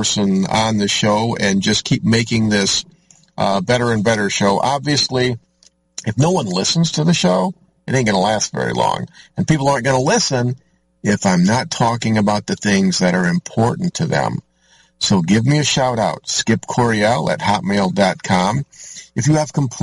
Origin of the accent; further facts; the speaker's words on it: Orangeville, United States; my hometown, Oak Hill Cemetery, up on top of the hill there, overlooking the teeny little tiny hamlet of Orangeville.